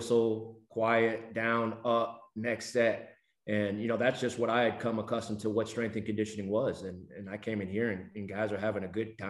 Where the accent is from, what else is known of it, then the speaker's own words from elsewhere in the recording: Texas, United States; I'm from Texas